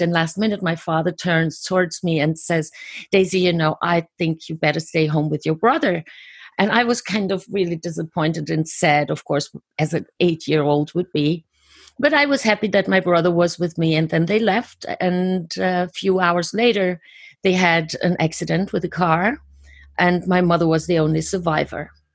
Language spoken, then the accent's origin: English; Germany; I was born and raised in Germany.